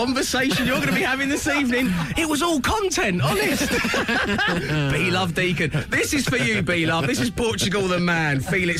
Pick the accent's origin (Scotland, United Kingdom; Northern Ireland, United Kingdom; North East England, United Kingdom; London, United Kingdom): London, United Kingdom; Cockney; accent: semi-cockney; my squeaky semi-cockney